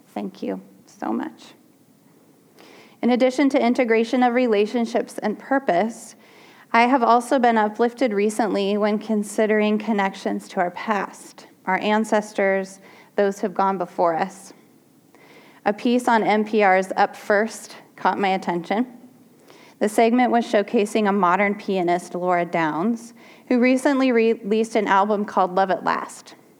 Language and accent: English; Portland, United States; I grew up in Portland